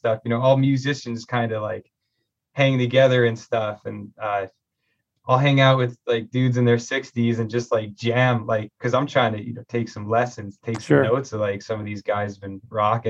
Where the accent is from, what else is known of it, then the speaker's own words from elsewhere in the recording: Nanticoke, Pennsylvania, United States; I'm from Nanticoke, born and raised